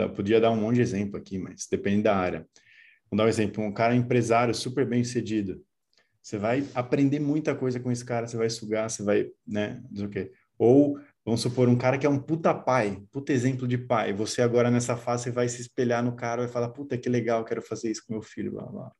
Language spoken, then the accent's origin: Portuguese; interior of São Paulo, Brazil; moved away as an adult; Eu sou do interior de São Paulo, mudei para São Paulo